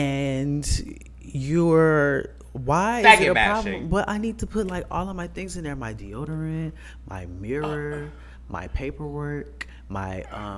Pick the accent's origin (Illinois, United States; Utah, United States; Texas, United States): Illinois, United States; Chicago; I'm from Chicago.